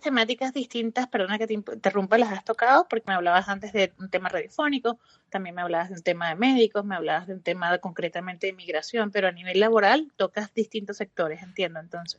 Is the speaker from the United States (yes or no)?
no; Venezuela; eres de Venezuela como yo